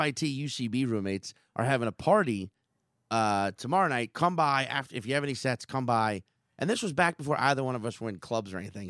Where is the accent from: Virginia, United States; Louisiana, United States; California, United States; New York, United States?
Louisiana, United States; New Orleans; I'm a New Orleanian